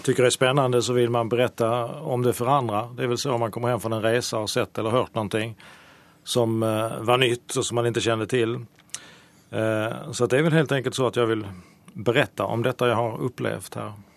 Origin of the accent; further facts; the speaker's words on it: Sweden; i mitt hemland Sverige